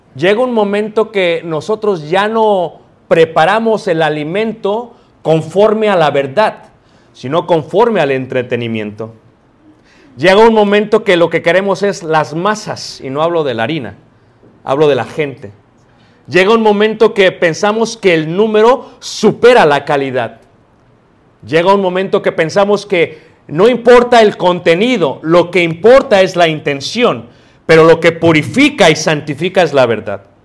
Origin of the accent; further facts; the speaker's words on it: Mexico City, Mexico; Yo crecí en Ciudad de México